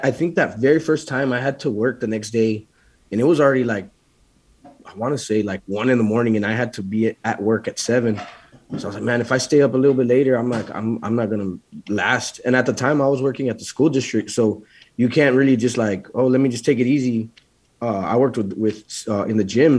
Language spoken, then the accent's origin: English; Laredo, Texas, United States; I'm from Laredo, so I'm about an hour and a half, 2.5 hours from San Antonio